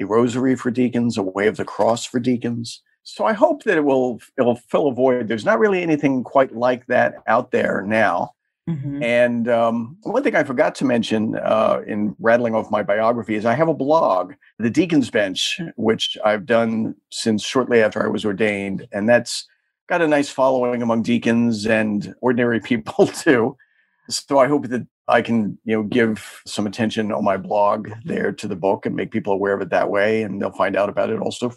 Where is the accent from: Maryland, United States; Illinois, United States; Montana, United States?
Maryland, United States; suburban; moved away as an adult; also born or lived in Washington, D.C. area; now in New York, United States; I'm originally from the Washington, D.C. area. I grew up in suburban Maryland.